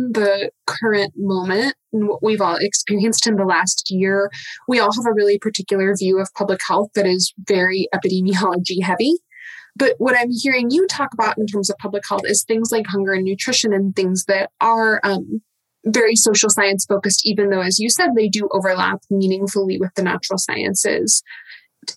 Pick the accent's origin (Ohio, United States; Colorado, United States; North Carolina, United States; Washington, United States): Washington, United States; I'm from Washington and went to Puget Sound